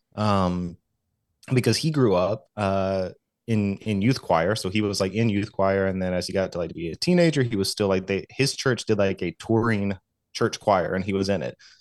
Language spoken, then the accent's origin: English; Southeast, United States; I grew up in, in the Southeast, um, Southern Baptist